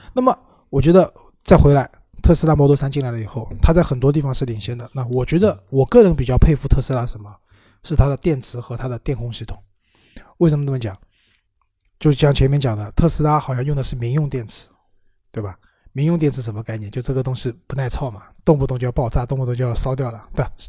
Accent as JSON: {"language": "Chinese", "region": "Shanghai", "country": "China", "said": "至少我是上海人，我开车都是上海，周边"}